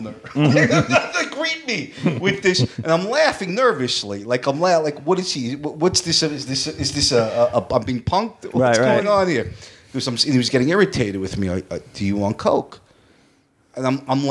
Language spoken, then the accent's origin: English; New York City, New York, United States; moved away; also born or lived in Livingston, New Jersey; I'm from Brooklyn